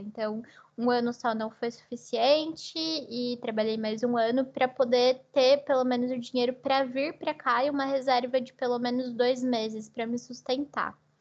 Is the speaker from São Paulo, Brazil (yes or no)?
yes; São José do Rio Preto, São Paulo, Brazil; moved away as an adult; also born or lived in Marília, Brazil; now in Portugal; eu nasci no interior de São Paulo, né, na cidade de Marília, mas eu cresci em São José do Rio Preto